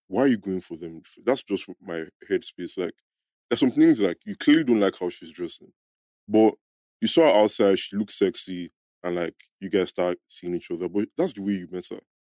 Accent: Nigeria; we grew up in Niger

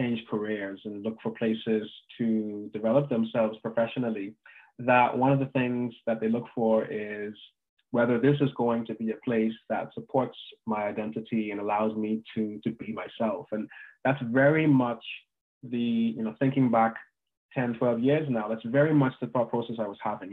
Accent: Bahamas; moved away as an adult; also born or lived in United States; I'm from the Bahamas originally. And I was born there. I went to high school there and went to university in the US

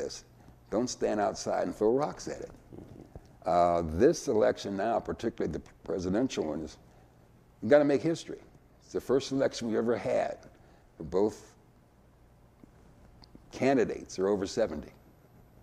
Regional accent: Erie, Pennsylvania, United States; also born or lived in Mississippi; I basically grew up in Erie, went to Erie schools, and went to Penn State

